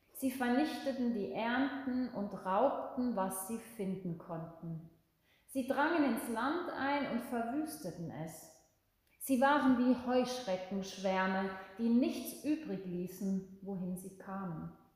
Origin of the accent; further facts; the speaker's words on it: Switzerland; bei uns in der Schweiz